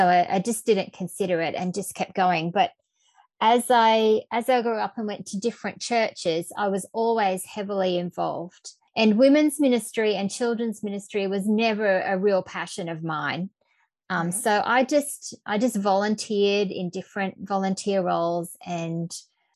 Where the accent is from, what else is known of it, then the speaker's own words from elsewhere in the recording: central Queensland, Australia; also born or lived in Brisbane, Australia; I grew up in central Queensland in a small town